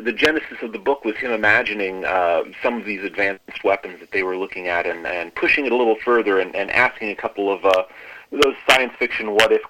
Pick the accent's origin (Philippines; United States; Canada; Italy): United States; also born or lived in Peoria, Illinois; as an American who's done some traveling abroad